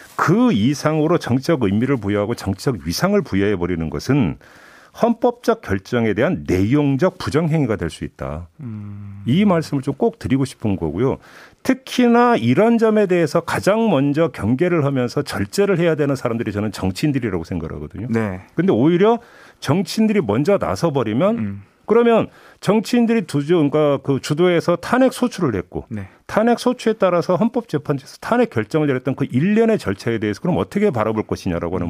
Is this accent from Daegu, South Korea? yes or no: yes; Daegu, South Korea; 저의 고향인 대구의